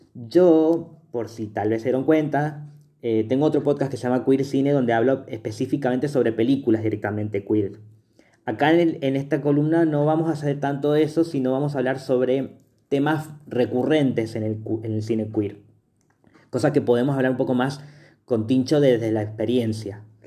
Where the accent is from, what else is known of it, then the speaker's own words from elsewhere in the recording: Mendoza, Argentina; somos de Mendoza